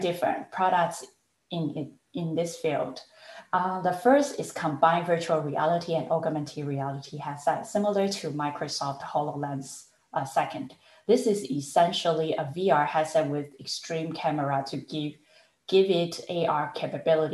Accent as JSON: {"language": "English", "country": "Taiwan", "tie": "born or raised there", "moved": "yes", "said": "I was born and raised in Taiwan"}